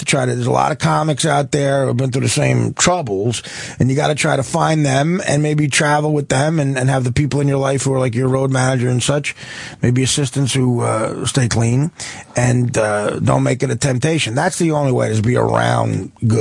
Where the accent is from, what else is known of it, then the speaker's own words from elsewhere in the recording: Newark, New Jersey, United States; I was born in Newark, and I grew up 2 miles outside of Newark, right by Newark Airport